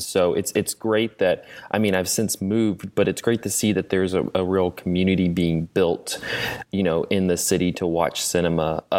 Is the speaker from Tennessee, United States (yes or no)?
yes; Chattanooga, Tennessee, United States; my hometown of Chattanooga.